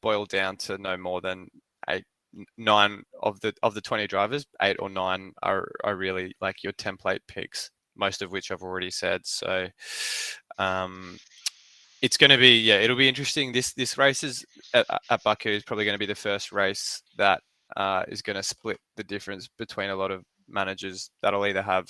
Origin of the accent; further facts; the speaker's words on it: Australia; as an Aussie